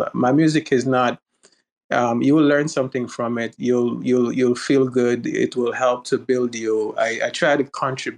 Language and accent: English; Jamaica; now in United States; I was born and raised in Jamaica